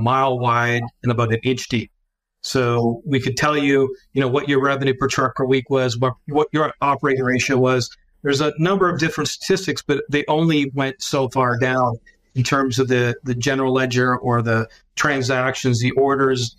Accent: London, Ontario, Canada; I'm Canadian, so I'm based in London, Ontario. I have never changed my location

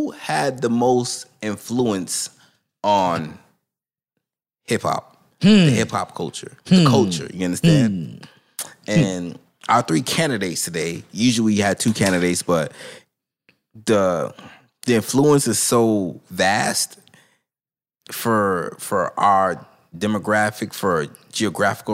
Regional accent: East Coast, United States; I'm from the East Coast

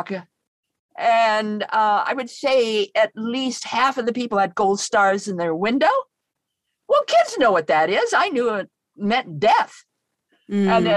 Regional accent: Idaho, United States; I come from Idaho

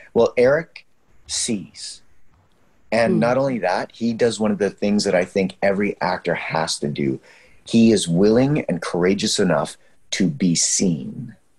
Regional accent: Canada; We're so Canadian

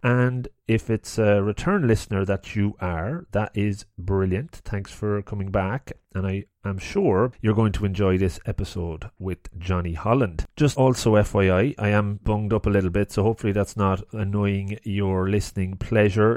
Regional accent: Longford, Leinster, Ireland; I grew up in Longford

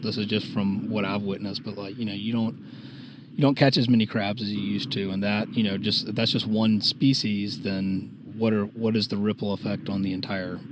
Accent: Savannah, Georgia, United States; moved away as an adult; now in Charleston, United States; I was born and raised in Savannah and live in Charleston

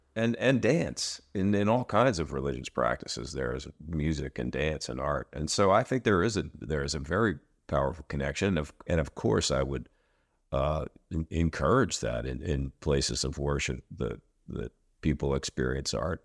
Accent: Philadelphia, Pennsylvania, United States; Rock to the Future, which is in Philadelphia, uh, which is my hometown

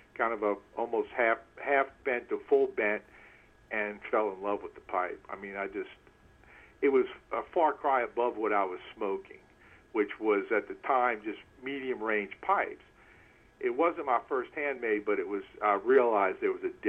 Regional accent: New Orleans, Louisiana, United States; I grew up in New Orleans, way down south in Dixie.

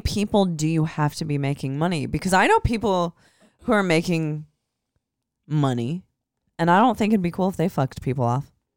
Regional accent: Midwest, United States; I'm from the Midwest

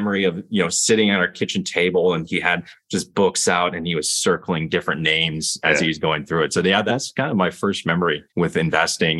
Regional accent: Lexington, Kentucky, United States; also born or lived in California / Columbus, Ohio; now in New York, United States; I grew up in Lexington, Kentucky.

